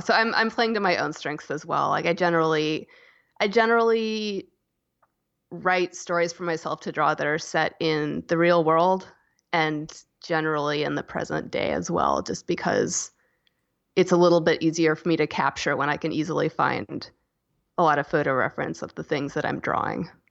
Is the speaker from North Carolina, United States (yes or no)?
yes; Asheville, North Carolina, United States; also born or lived in Chapel Hill, North Carolina; I was born in in North Carolina in Chapel Hill and I grew up in Asheville